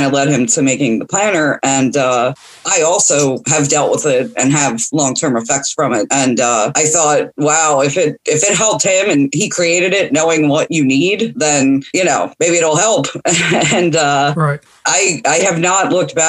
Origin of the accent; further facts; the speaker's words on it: New Jersey, United States; moved away as an adult; now in Arkansas, United States; I grew up in New Jersey